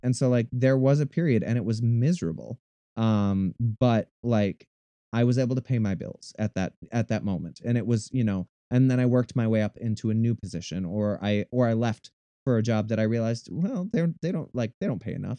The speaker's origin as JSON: {"language": "English", "region": "Minnesota", "country": "United States", "tie": "born or raised there", "said": "I'm originally, I'm from Minnesota. Um, I am the youngest of six kids. Um, so I had a very large family growing up. Um, I grew up in an incredibly small town."}